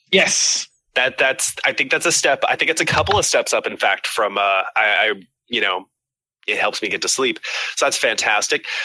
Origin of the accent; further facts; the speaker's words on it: Scotland, United Kingdom; I'm Scottish.